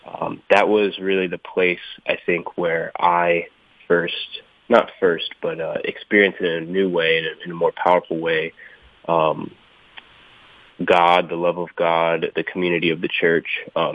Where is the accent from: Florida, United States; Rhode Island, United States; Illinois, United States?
Rhode Island, United States; moved away as an adult; now in Atlanta, United States; I grew up here. Yeah, I am visiting family right now in Rhode Island, way up north, so, you know, sometimes we get called the Yankee down there in Atlanta.